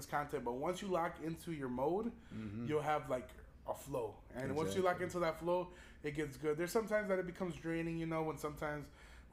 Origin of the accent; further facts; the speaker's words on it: Chicago, Illinois, United States; growing up in Chicago